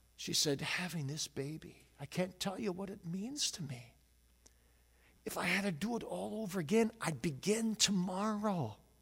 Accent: Grand Rapids, Michigan, United States; I'm from Grand Rapids

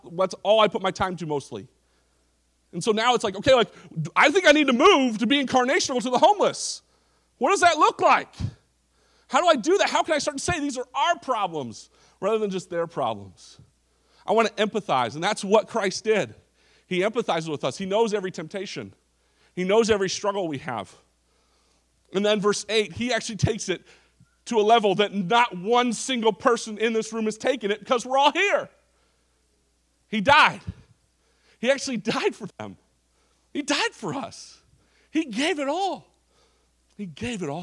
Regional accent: Orange County, California, United States; I grew up in Orange County, California.

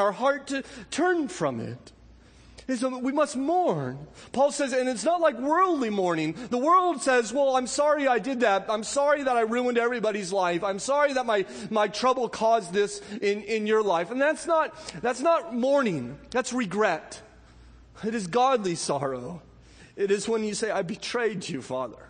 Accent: Southern California, United States; growing up in Southern California

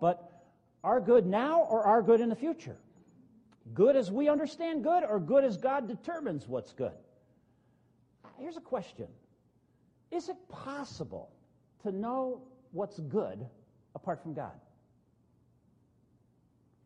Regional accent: northern New Jersey, United States; When I grew up in New Jersey, northern New Jersey

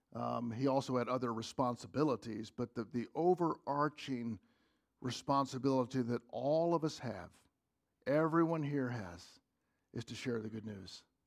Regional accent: United States; As, as an American

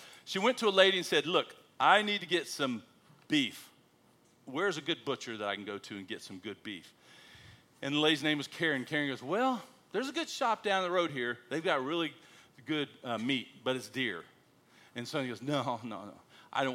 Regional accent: United States; moved away as an adult; now in Australia; I'm American

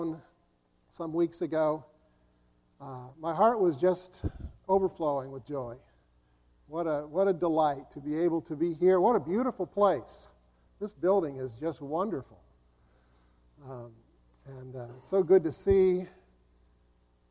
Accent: Wilton, California, United States; moved away; also born or lived in Idaho; the church that my dad pastored when I was born, out in the country about 25 miles southeast of downtown Sacramento

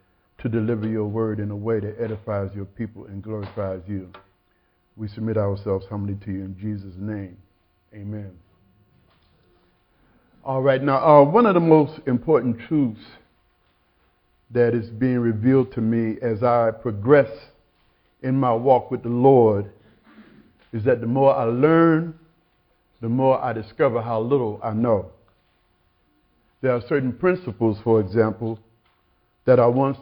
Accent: South Carolina, United States; I grew up in South Carolina in one of those wooden one-room churches

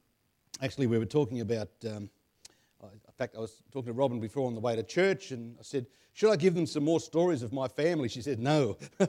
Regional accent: Australia; I'm glad I'm Aussie.

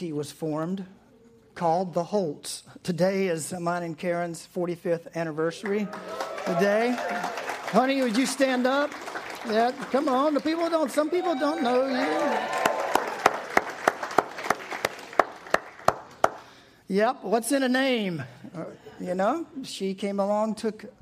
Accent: East Coast, United States; I grew up on the East Coast

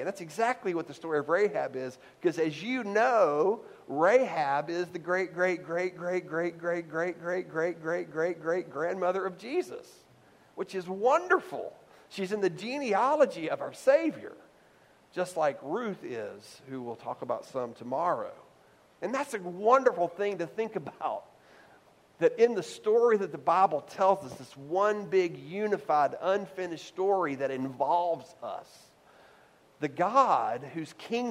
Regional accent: the South, United States; I grew up in the South

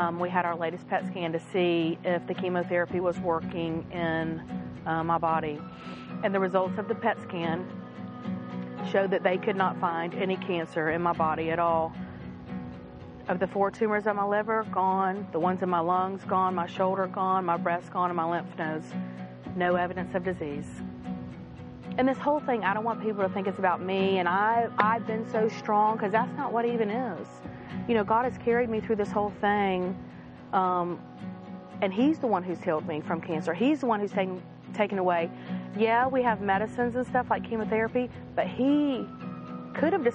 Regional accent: Charleston, South Carolina, United States; I grew up in Charleston, South Carolina, in a Christian home

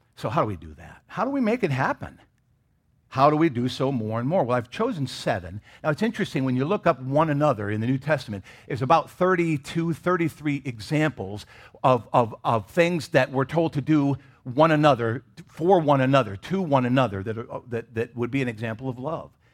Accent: Michigan, United States; I grew up in Michigan.

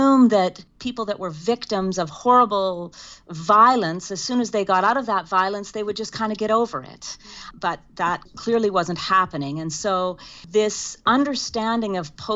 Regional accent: Saskatoon, Saskatchewan, Canada; I was born and raised in Saskatoon, Saskatchewan, into a tight-knit Mennonite community.

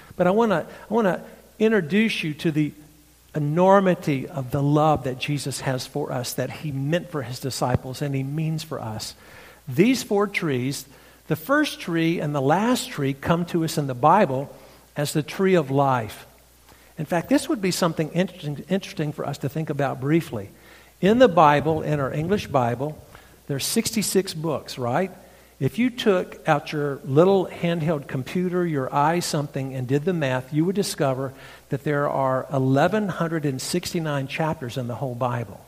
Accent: North Carolina, United States; accent: redneck; now in Franklin, United States; my redneck accent. This comes from North Carolina.

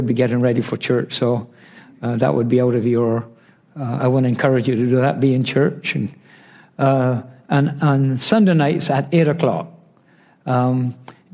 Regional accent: Barbados; I'm from Barbados

